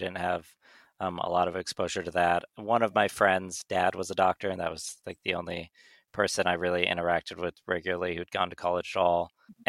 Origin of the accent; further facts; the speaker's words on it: Northern California, United States; moved away as an adult; now in New York, United States; So I'm originally from Northern California